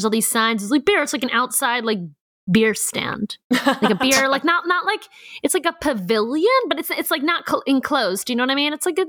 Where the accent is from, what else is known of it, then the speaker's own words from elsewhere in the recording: Baltimore, Maryland, United States; props to my hometown of Baltimore.